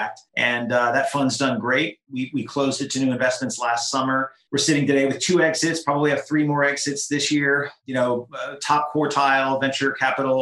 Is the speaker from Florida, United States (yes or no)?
yes; Haverhill, Florida, United States; moved away as an adult; I grew up in South Florida in a little town called Haverhill in Palm Beach County in South Florida